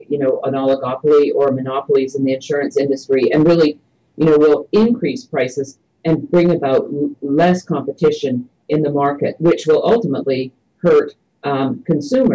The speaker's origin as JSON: {"language": "English", "country": "Canada", "tie": "born or raised there", "moved": "yes", "lives_now": "United States", "said": "I grew up in Canada under Medicare for all, single-payer"}